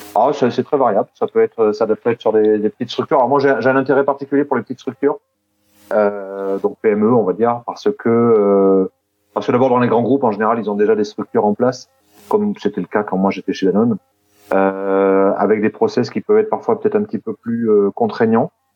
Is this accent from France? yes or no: yes; Clermont-Ferrand, Auvergne-Rhône-Alpes, France; moved away as an adult; also born or lived in south-east France; now in Toulouse, France; mais je suis pas toulousain, moi, je suis de Clermont-Ferrand à la base